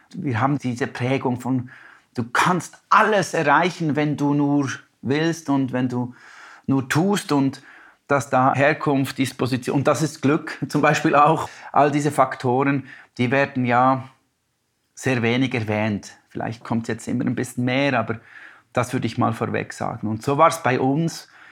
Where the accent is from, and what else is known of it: Biel, Bern, Switzerland; born or raised there; also born or lived in Denmark